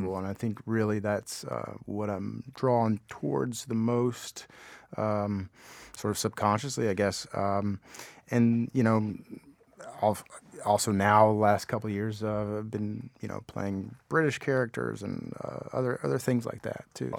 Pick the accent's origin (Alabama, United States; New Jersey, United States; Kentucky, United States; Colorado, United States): Kentucky, United States; Appalachia; I grew up in Appalachia